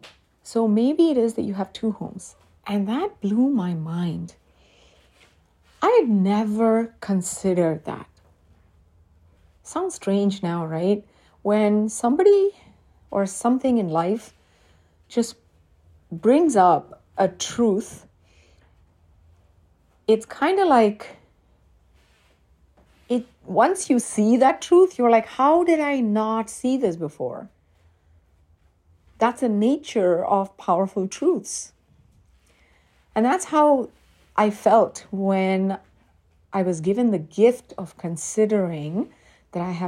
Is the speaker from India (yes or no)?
yes; India; moved away as an adult; now in United States; being an immigrant sometimes feels like being stuck in a no man's land. Like when I'm in India, I miss my life here.